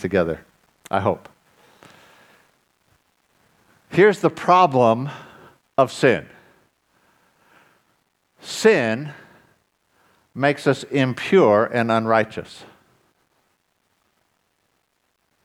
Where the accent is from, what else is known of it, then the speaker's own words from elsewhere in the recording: United States; moved away; when I grew up in the States